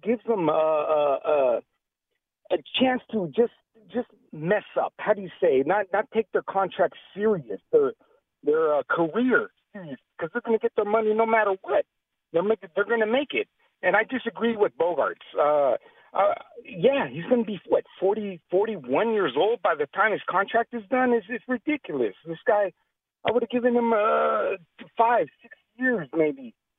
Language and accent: English; San Diego, California, United States; I'm from San Diego